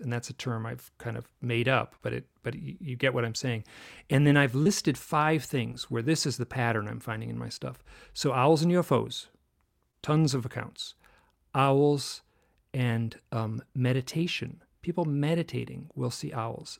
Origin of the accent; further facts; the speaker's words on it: Michigan, United States; I grew up in Michigan